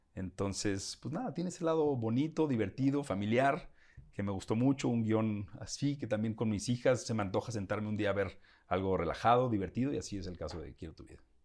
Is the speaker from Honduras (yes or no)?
no; Guadalajara, Jalisco, Mexico; soy de Guadalajara, tengo más, no sé, un tono